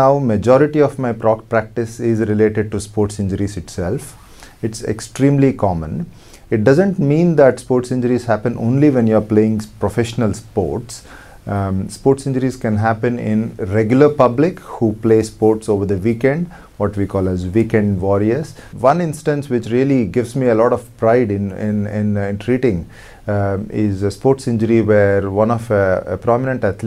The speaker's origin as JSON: {"language": "English", "town": "Hyderabad", "region": "Telangana", "country": "India", "tie": "born or raised there", "said": "I came back to Hyderabad, my hometown"}